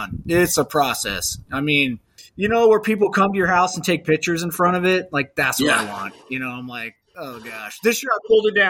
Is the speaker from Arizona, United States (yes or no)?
yes; Lake Havasu City, Arizona, United States; moved away; also born or lived in South Gate, California; that's my hometown where I grew up